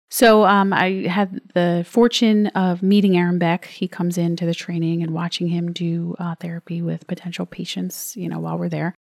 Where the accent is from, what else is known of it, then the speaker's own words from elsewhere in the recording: New Jersey, United States; I'm from New Jersey.